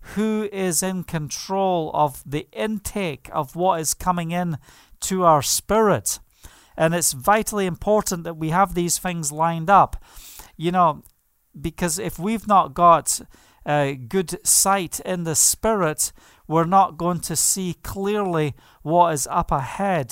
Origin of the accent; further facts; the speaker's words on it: Scotland, United Kingdom; moved away; I am proud and blessed to be Scottish.